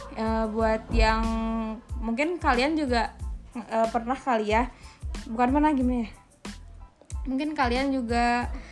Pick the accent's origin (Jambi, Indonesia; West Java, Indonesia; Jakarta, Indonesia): West Java, Indonesia; Cimahi; aku juga kan orang Cimahi